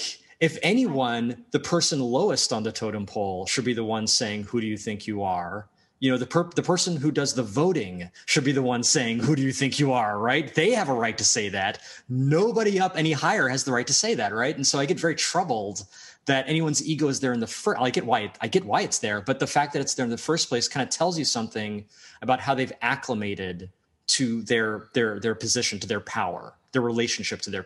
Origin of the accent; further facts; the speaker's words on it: United States; also born or lived in Media, Pennsylvania; I'm American